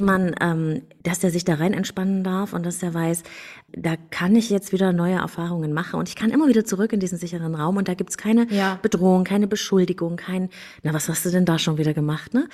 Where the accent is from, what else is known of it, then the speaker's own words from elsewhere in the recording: Germany; Ich bin in der DDR aufgewachsen